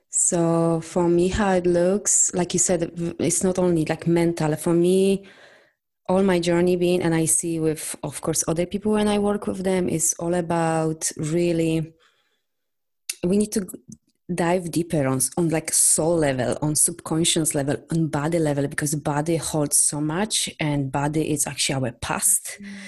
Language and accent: English; Poland; English is a second language; I'm from Poland.